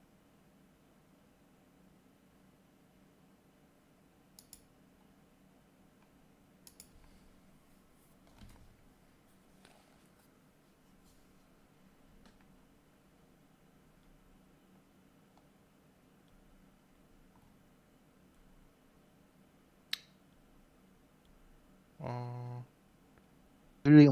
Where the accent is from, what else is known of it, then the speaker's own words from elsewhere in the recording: Mexico; I grew up in Mexico